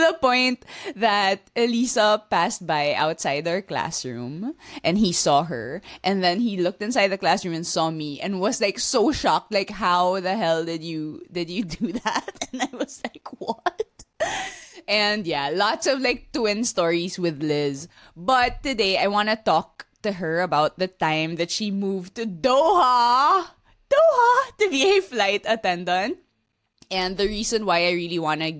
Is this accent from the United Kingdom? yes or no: no; Philippines; accent: konyo; first language Taglish; moved away